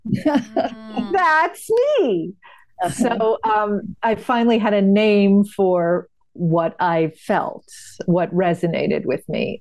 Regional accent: New England, United States; I grew up in New England, in a small yeah. town in New England.

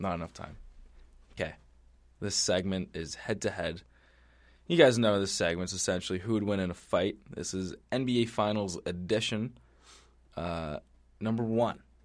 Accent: Canada; we're Canadian

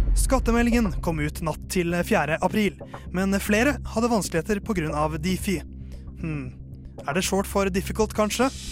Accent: Norway; jeg er jo norsk

